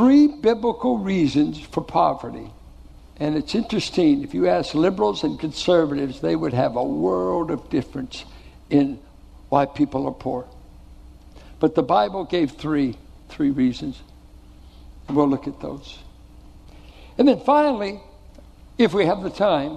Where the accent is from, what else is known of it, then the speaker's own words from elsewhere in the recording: Richmond, United States; I grew up in Richmond.